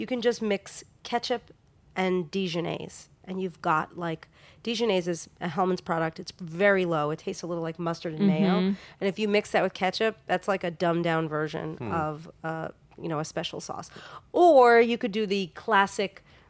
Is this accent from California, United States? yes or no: no; New York, United States; Growing up in New York